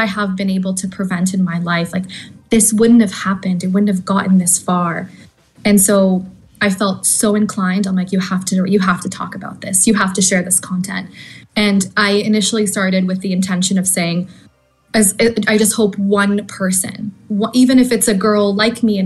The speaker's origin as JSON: {"language": "English", "country": "Canada", "also_born_or_lived": "Australia", "moved": "as an adult", "said": "I'm originally Canadian, you know, went to school there"}